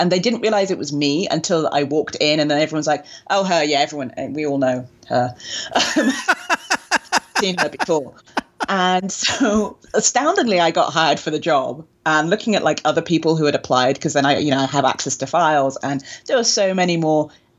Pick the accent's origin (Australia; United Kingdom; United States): United Kingdom; England; like I said, in England, it wasn't a thing. And being British, we don't, we understand the tipping culture.